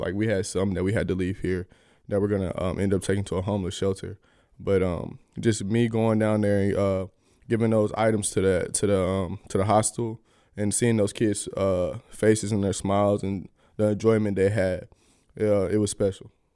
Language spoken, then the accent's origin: English; Atlanta, Georgia, United States; moved away; my hometown